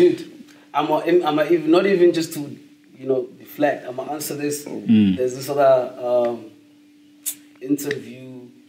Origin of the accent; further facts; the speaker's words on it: Rustenburg, North West, South Africa; also born or lived in Meriting; where I grew up, Tlhabane